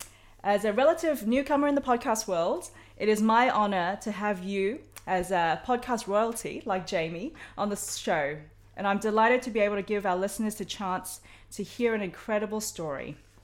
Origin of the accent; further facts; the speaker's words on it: Australia; Australian, sorry.